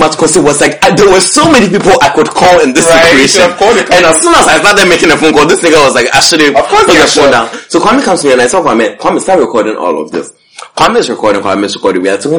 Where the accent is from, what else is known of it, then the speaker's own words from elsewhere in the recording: Bronx, New York, United States; I was like, I'm from the Bronx.